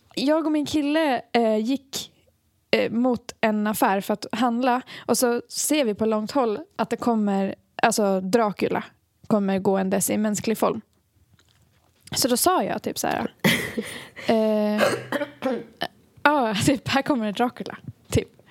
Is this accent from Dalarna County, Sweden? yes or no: yes; Borlänge, Dalarna County, Sweden; vi är från Borlänge